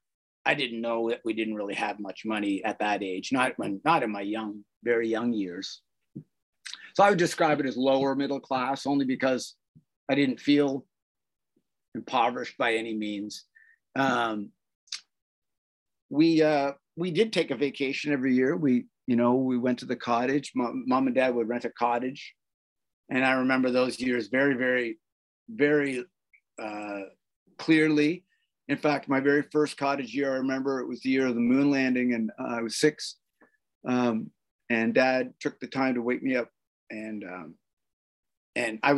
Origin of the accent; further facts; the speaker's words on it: Toronto, Ontario, Canada; I'm Canadian, born in Toronto, and was raised by very loving parents